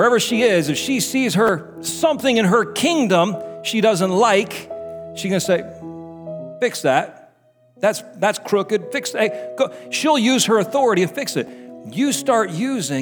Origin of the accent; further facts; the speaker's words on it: United States; I'm American